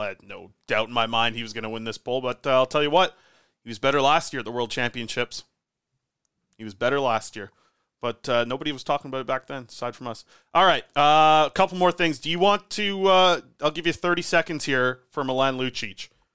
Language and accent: English; Nanaimo, British Columbia, Canada; my hometown, Nanaimo